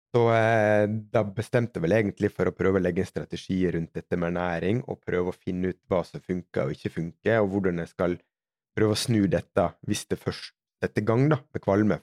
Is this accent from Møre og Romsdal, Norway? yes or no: yes; Sunnmøre, Møre og Romsdal, Norway; moved away; som sunnmøring så skal jeg ha mest mulig for pengene